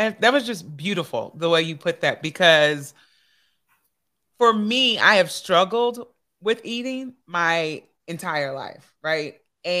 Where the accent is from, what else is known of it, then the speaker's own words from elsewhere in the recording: Evansville, Indiana, United States; growing up in America, and I grew up in the Midwest, I'm from Evansville, Indiana.